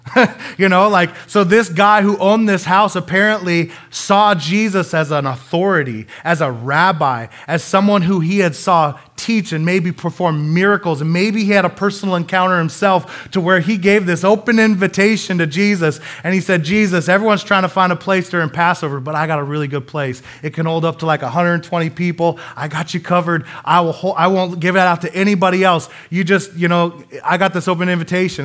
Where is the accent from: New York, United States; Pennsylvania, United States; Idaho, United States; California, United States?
Idaho, United States; Coeur d'Alene; I'm from Coeur d'Alene, Idaho